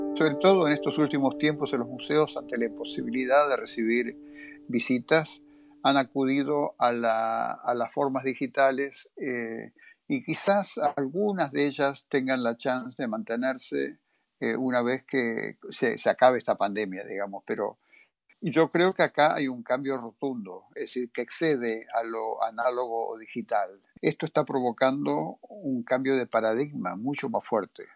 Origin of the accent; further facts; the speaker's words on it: Argentina; soy de Argentina